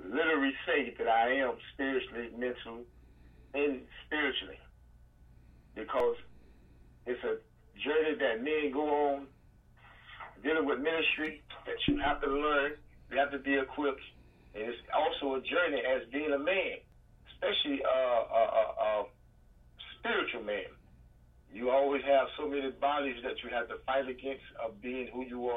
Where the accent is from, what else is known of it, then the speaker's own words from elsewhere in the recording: Panama City, Florida, United States; also born or lived in Philadelphia; I am originally from Panama City, Florida